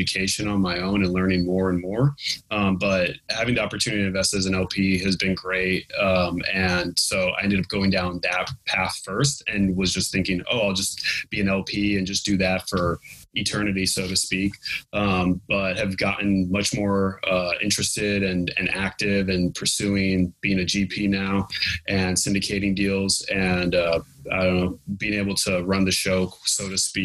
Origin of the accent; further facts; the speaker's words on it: California, United States; my home state of California